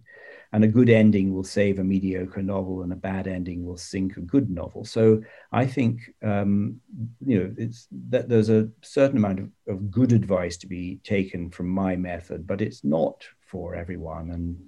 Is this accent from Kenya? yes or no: no; United Kingdom; And I'm sort of obsessed by the First World War, as many British people are.